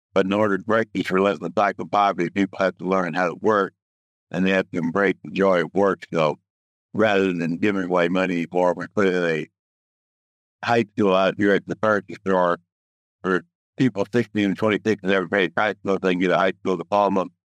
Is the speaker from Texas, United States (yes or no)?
yes; Dallas, Texas, United States; now in Houston, United States; I grew up in Dallas